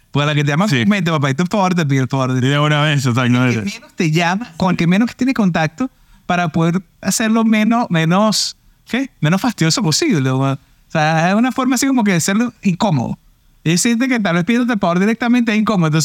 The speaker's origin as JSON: {"language": "Spanish", "country": "Venezuela", "said": "intercalado, porque somos venezolanos, en tres panas."}